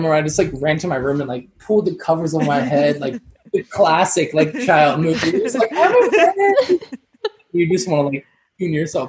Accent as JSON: {"language": "English", "town": "Jacksonville Beach", "region": "Florida", "country": "United States", "said": "Okay, so when I was younger, I'm from Jacksonville Beach, Florida."}